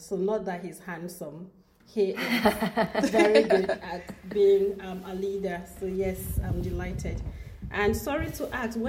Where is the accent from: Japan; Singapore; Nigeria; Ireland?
Nigeria; Cross River; moved away as an adult; now in Aberdeen, United Kingdom; I haven't actually managed to meet someone from the very part of Nigeria where I originally come from.